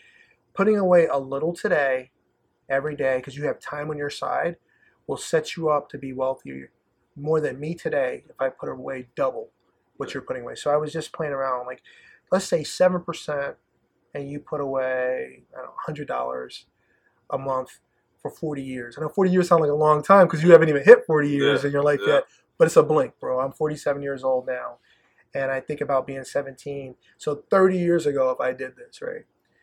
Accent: the South, United States; I'm originally from the South, so I always call myself, I kind of see myself as, you know, I just kind of see myself as just Southern hospitality.

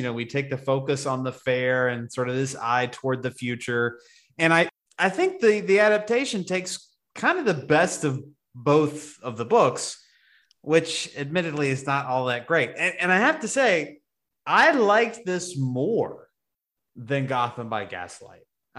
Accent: Moundville, Alabama, United States; Well, look, I am from Moundville, Alabama.

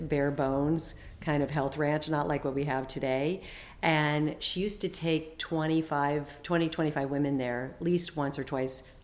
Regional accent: Phoenix, Arizona, United States; I grew up in Phoenix, Arizona

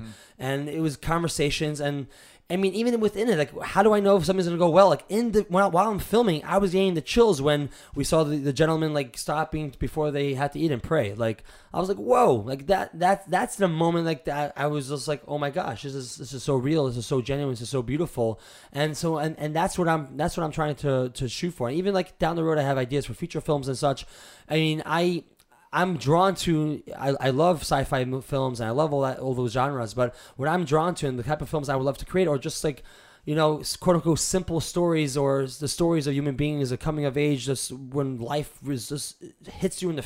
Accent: New York City, New York, United States; I was born in New York. And I was brought up in a pretty positive home.

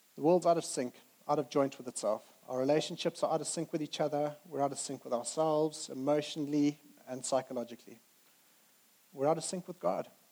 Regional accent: Zimbabwe; moved away as an adult; now in United Kingdom; we grew up in Zimbabwe

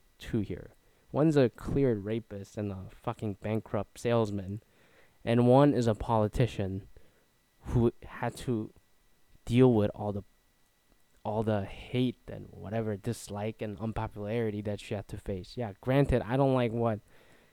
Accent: Canada; moved away; I'm a Canadian, so I can just like move back home

